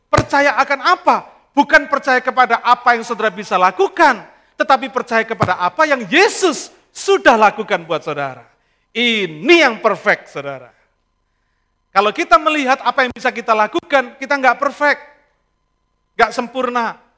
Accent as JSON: {"language": "Indonesian", "country": "Indonesia", "said": "Lalu saya bilang kita dari Indonesia, saya bilang. Nah di negeri kita, saya bilang, kita selalu ngomong Assalamualaikum, saya bilang."}